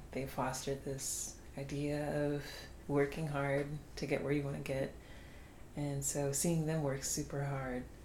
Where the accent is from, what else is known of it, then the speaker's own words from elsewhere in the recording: Savannah, Georgia, United States; I was born and raised in Savannah, Georgia